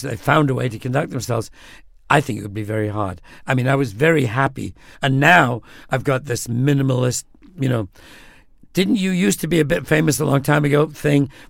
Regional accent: United Kingdom; I'm British.

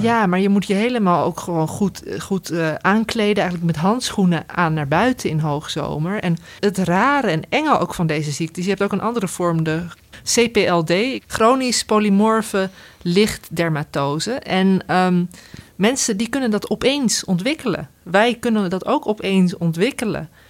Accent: Veluwe, Gelderland, Netherlands; we komen van de Veluwe

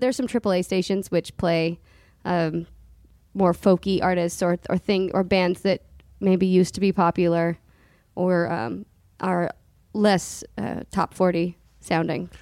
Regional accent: Southern California, United States; we grew up like in Southern California

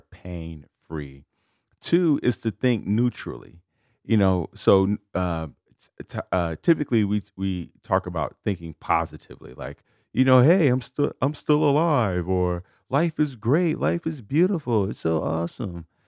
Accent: United States; I was born in America

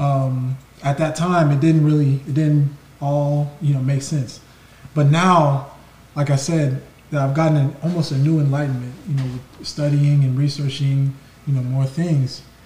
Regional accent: Igbo land, Igboland, Nigeria; I'm from Nigeria, from you know, Ebo land

